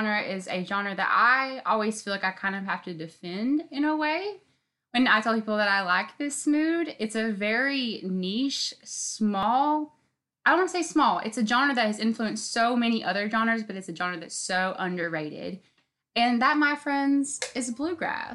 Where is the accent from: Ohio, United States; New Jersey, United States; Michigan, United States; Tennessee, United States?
Tennessee, United States; Knoxville; I'm from Knoxville, Tennessee